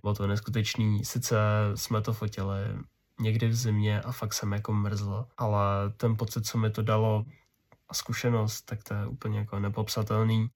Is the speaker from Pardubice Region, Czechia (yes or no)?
no; Ústí nad Labem, Ústí nad Labem Region, Czechia; jsem z Ústí nad Labem, což je v některých aspektech celkem konzervativní město